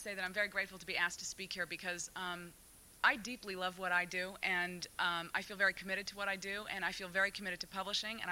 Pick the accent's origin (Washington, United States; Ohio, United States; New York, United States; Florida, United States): New York, United States; New York City; when I grew up in New York City